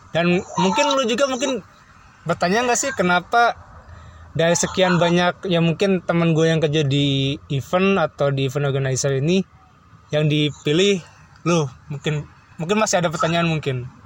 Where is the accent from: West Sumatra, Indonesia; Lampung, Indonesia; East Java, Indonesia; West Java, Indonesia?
West Java, Indonesia; Bandung; karena lu sama gue juga kebetulan orang Bandung cuman beda tempat kerja dan juga kerjanya di Jakarta